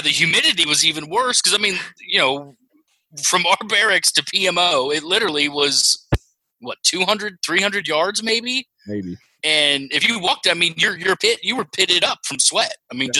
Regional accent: Twentynine Palms, California, United States; moved away; I grew up 7 years in Twin Palms.

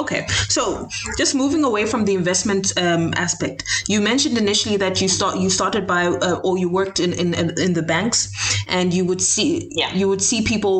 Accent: Zambia; we're both from Zambia

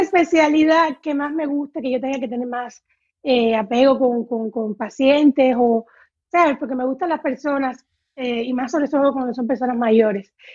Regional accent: Havana, Cuba; moved away as an adult; now in Dominican Republic; yo estudié eh, claramente en La Habana porque soy habanera

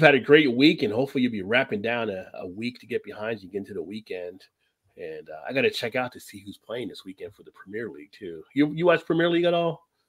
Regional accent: New Jersey, United States; as a kid growing up in New Jersey, it was just right down I-95

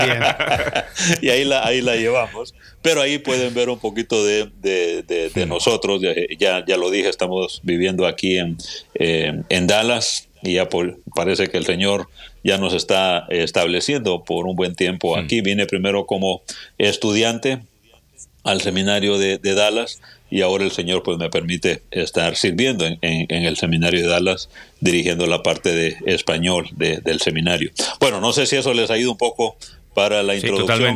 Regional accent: Honduras; moved away as an adult; also born or lived in Guatemala City, Guatemala / Indianapolis, United States; now in Texas, United States; soy hondureño de, nacimiento

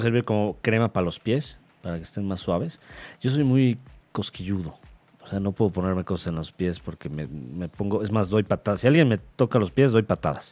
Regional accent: Mexico; como mexicanos

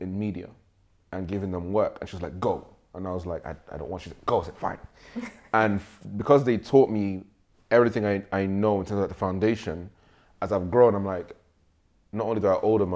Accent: Nigeria; now in United Kingdom; I grew up in Nigeria

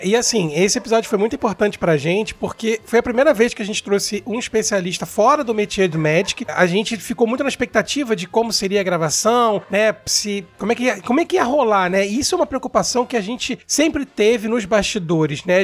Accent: Rio de Janeiro, Brazil; Eu sou do Rio de Janeiro

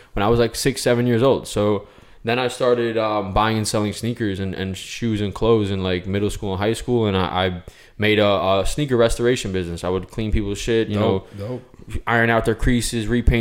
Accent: New York, United States; I grew up in New York

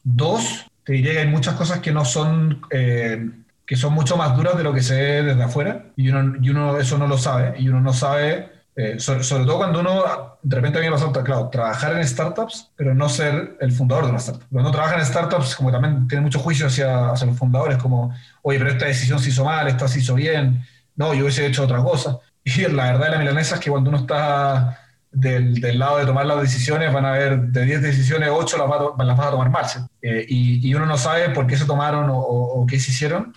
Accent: Chile; soy chileno

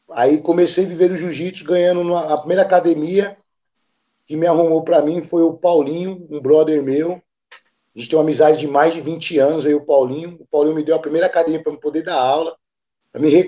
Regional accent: Serra Talhada, Pernambuco, Brazil; also born or lived in Recife; now in São Paulo, Brazil; eu vim de Recife, né, de Pernambuco, mas fui praticamente criado em, em Serra Talhada, que é o interior lá do Nordeste, lá que é a terra de Lampião, né, que a gente fala. Então, eu, eu vim para São Paulo

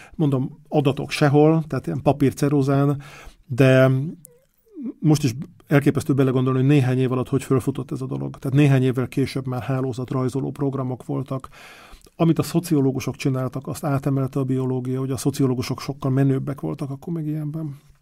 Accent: Budapest, Hungary; moved away as an adult; also born or lived in Lake Balaton; now in Parma, Italy; én Pesti vagyok

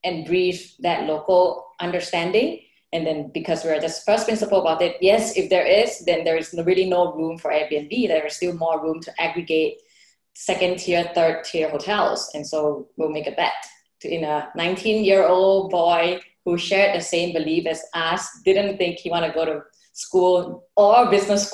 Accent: Bangkok, Thailand; first language Thai; English is a second language; also born or lived in United States / China / India; now in Singapore; I'm originally from Bangkok. I grew up, you know, around the whole, you know, Southeast Asia is really my home.

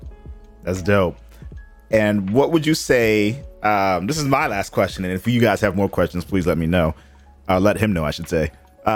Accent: Boston, Massachusetts, United States; I've been growing up in Boston

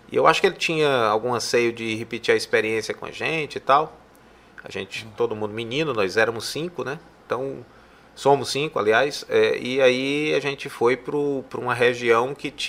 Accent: Fortaleza, Ceará, Brazil; sou de Fortaleza, nascido lá, né? Eu vivi em Fortaleza até os 13 anos. E aos 13 anos a gente é, resolveu fazer um, um, período fora de Fortaleza.

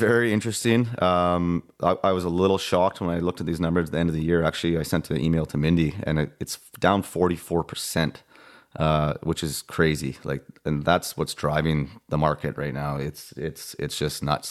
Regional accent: Vernon, British Columbia, Canada; I'm from Vernon, born and raised here

